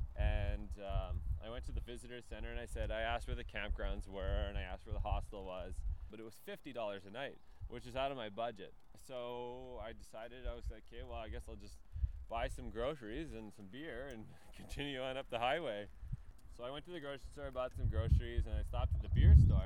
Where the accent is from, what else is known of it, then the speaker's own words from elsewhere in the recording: Yellowknife, Northwest Territories, Canada; also born or lived in Nanaimo, British Columbia; I'm from Yellowknife, Northwest Territories